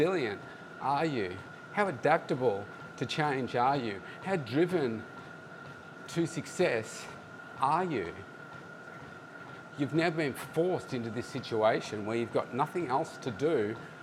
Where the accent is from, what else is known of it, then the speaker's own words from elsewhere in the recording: Melbourne, Victoria, Australia; here in my hometown